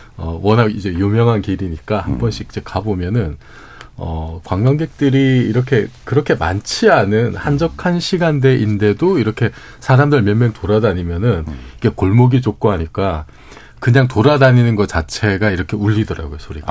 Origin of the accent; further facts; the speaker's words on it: Busan, South Korea; moved away; 고향이 부산인데